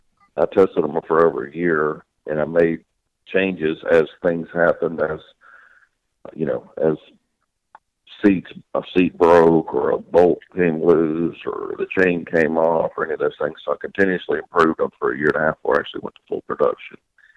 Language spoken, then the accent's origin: English; Louisiana, United States; born there; also born or lived in Mississippi / Florida / Alabama; I was born in Louisiana, lived in Mississippi, lived in Florida, lived in Alabama, so I'm pretty much a southern guy myself